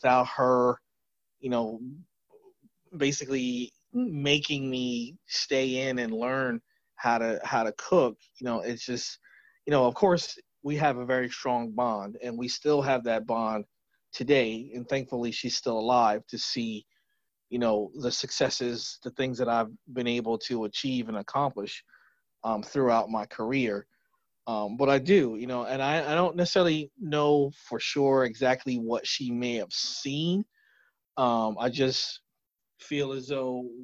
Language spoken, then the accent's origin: English; New Jersey, United States; born and raised in New Jersey